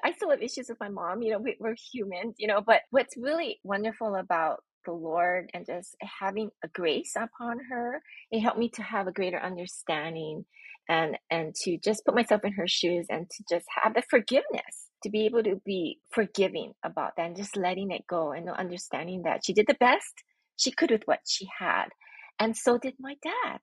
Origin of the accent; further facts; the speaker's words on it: Honolulu, Hawaii, United States; I'm born and raised in Honolulu, Hawaii